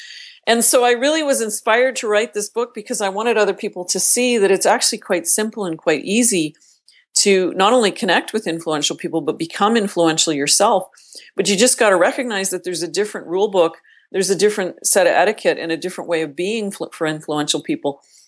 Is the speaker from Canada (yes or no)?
yes; Northern Canada, Canada; I grew up in Northern Canada, the youngest of a very large family.